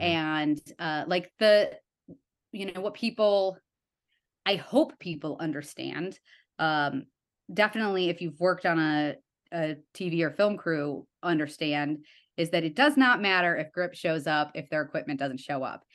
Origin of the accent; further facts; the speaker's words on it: Evanston, Illinois, United States; moved away; I'm from Evanston